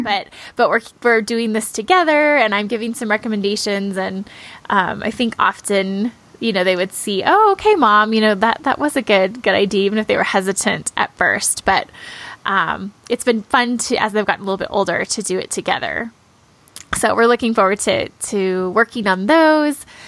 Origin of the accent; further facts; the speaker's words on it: Midwest, United States; growing up in the Midwest